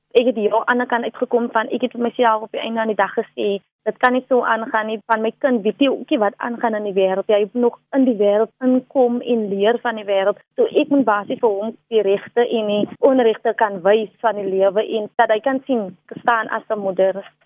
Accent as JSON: {"language": "Afrikaans", "town": "Delft", "region": "Western Cape", "country": "South Africa", "tie": "born or raised there", "said": "ek het basies in Delft opgegroei."}